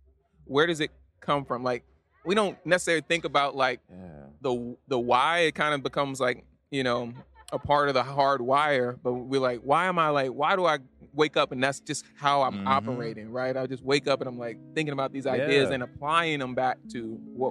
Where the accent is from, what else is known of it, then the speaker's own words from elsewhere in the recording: Louisiana, United States; I was born in Louisiana